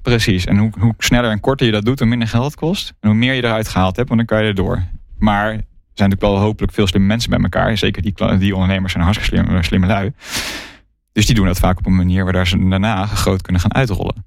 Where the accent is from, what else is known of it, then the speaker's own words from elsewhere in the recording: Netherlands; als, als Nederlander